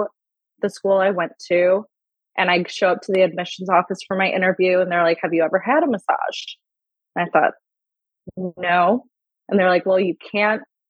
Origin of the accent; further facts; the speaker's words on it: Buffalo, New York, United States; moved away as an adult; now in California, United States; I'm originally from Buffalo, about 2 hours from Toronto. I grew up very familiar with the area you guys are